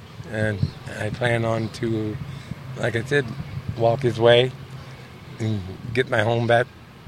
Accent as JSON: {"language": "English", "town": "East St. Louis", "region": "Illinois", "country": "United States", "tie": "born or raised there", "said": "I was born in East St. Louis, Illinois."}